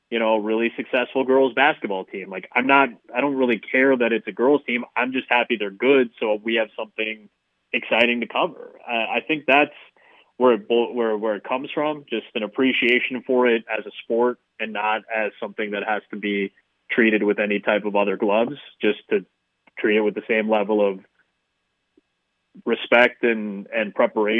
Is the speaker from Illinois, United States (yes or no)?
yes; Chicago, Illinois, United States; the Bulls are my hometown team